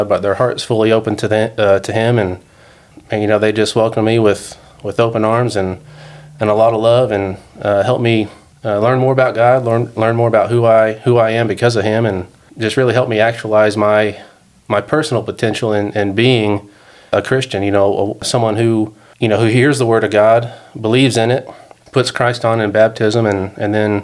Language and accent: English; Dallas, Texas, United States; also born or lived in Georgia; now in Denver, United States; I grew up in Texas.